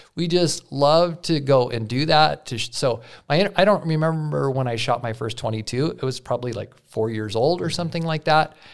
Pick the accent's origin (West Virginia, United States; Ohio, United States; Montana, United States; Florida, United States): Montana, United States; Yellowstone River; I grew up on the Yellowstone.